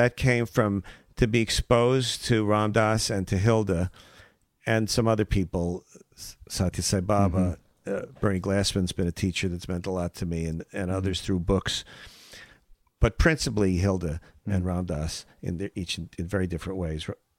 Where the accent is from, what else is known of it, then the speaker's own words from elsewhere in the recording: Iraq; Growing up in Iraq.